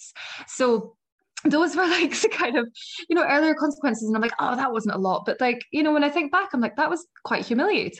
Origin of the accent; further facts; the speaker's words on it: Scotland, United Kingdom; accent: Scottish; moved away as an adult; also born or lived in United States; As you can probably tell from my accent, I am from Scotland